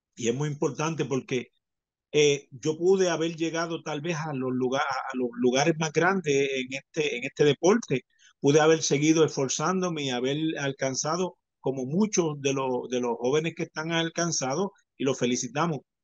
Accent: Puerto Rico; el campeón de Puerto Rico, porque no iba a representar eh, nada más ni nada menos que a mi pueblo, a mi gente, a lo que, a lo que yo pertenezco

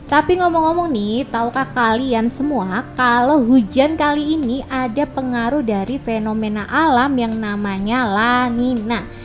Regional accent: Surabaya, East Java, Indonesia; Malu lah kalau kita warga Surabaya masih suka buang sampah sembarangan nih kak

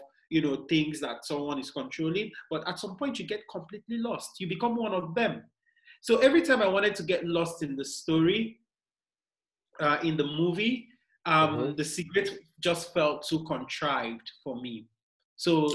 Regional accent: Nigeria; I'm Nigerian

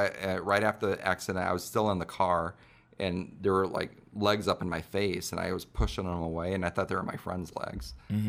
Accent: Vacaville, California, United States; born there; also born or lived in Azores; So my dad was Air Force, so I grew up everywhere. Mm-hmm. So we moved around a lot. I was born in Vacaville, California, at Travis Air Force Base. Mm-hmm. So I lived there until I was six. Moved overseas. We lived in the Azores Islands.

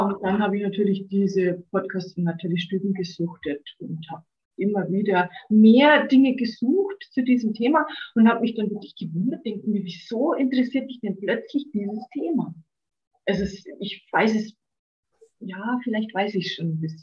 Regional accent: Bavaria, Germany; bin ich auch hier in Bayern auf dem Land groß geworden

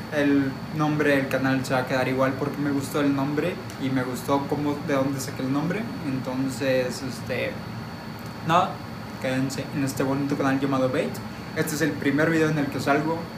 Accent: Monterrey, Nuevo León, Mexico; por mi acento ya lo notaron, soy de Monterrey

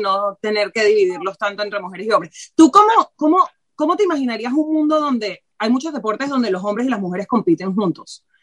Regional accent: Venezuela; now in Barcelona, Spain; yo como venezolana

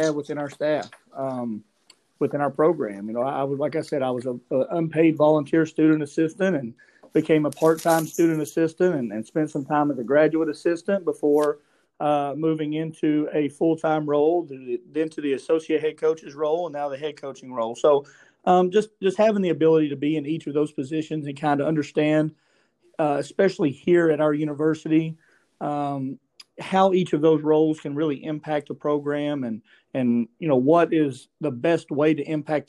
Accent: Grundy, Virginia, United States; I'm from Grundy originally, graduated from Grundy Senior High School

